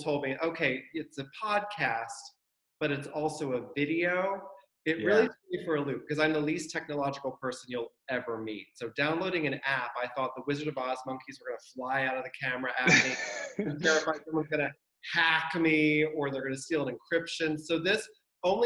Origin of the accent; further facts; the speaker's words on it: Quarryville, Pennsylvania, United States; moved away; also born or lived in Delaware; I am from Quarryville, Pennsylvania. I'm sure you're familiar. It's in Lancaster County, Pennsylvania